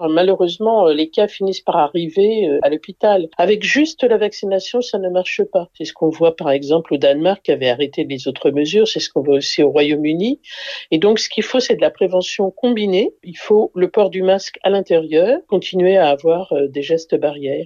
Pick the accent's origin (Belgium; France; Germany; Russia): France; chez nous, en France